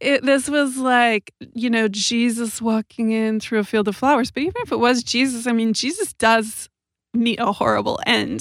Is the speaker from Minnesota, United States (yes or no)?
no; Southern California, United States; moved away as an adult; also born or lived in Amsterdam / London; now in Los Angeles, United States; I grew up in Southern California, and I'm seventh generation Californian.